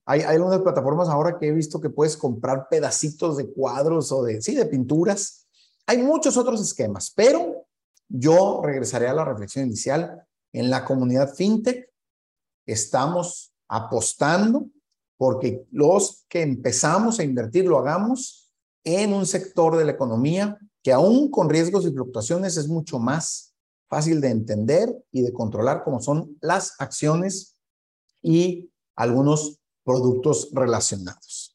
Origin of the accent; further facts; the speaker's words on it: Mexico; Para quienes somos mexicanos